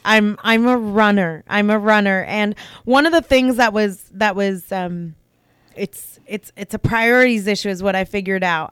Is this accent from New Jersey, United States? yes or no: no; St. Helena, California, United States; also born or lived in Napa, California / Rutherford, California / Browns Valley, California; now in American Canyon, United States; I grew up in Saint Helena